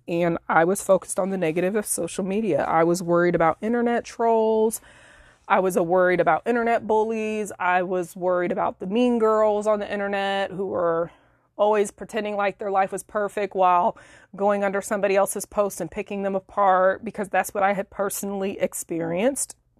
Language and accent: English; Illinois, United States; moved away as an adult; now in Florida, United States; we relocated across the country from Illinois to Florida late last year in twenty nineteen. And we were both living in my hometown at the time